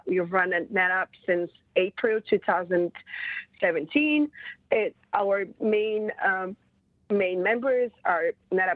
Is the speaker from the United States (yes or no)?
no; Bulgaria; moved away as an adult; also born or lived in Europe; now in London, United Kingdom; I was born in Bulgaria